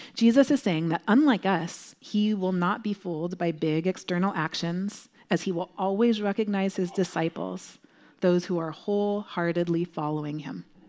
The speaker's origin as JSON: {"language": "English", "region": "Southern California", "country": "United States", "moved": "yes", "said": "I'm from Southern California originally, and when I lived there"}